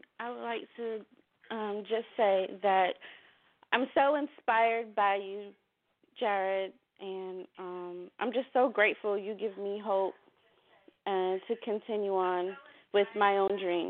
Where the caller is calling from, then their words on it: Irmo, South Carolina, United States; I'm calling from Irmo, South Carolina.